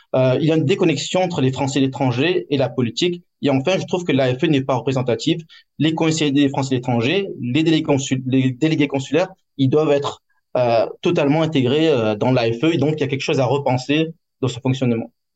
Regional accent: France; now in Hong Kong; En tant que Français étranger

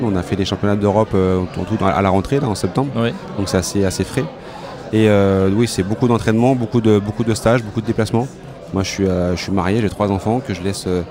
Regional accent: France; chez nous en France

